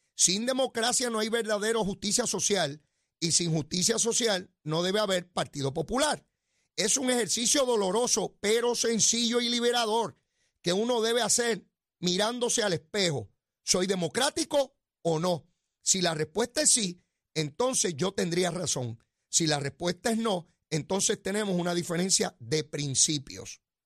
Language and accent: Spanish; Puerto Rico; Somos ciudadanos americanos y entramos y salimos cuando nos dé la gana